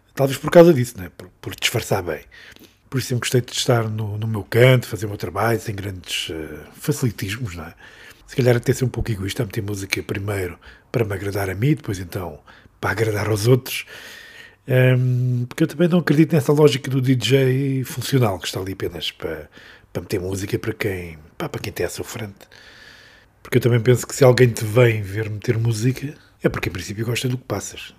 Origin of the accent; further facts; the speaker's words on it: Covilhã, Beira, Centro, Portugal; eu sou do interior, não é? Sou beirão, nasci na Colhã